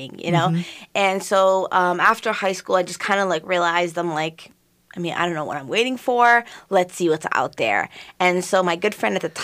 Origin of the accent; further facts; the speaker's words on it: St. Louis Park, Minnesota, United States; I grew up in St. Louis Park